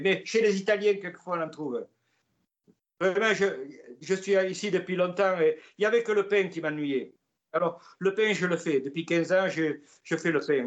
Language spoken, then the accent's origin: French; Igon, Nouvelle-Aquitaine, France; accent: Gascon; moved away as an adult; also born or lived in Toulouse / Vancouver / White Rock; now in Calgary, Canada; je viens du sud-ouest de la France, du pays des Gascons, en plus près de la ville de Pau, et ça s'appelle le pays des Gaves à Naï. J'ai passé toute mon enfance.